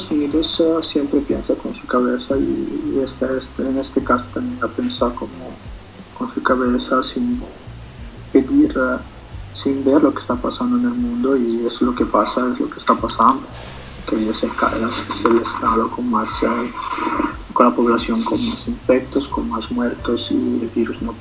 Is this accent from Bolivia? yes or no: yes; Cochabamba, Bolivia; now in Italy; yo siempre tengo en el corazón Bolivia y Cochabamba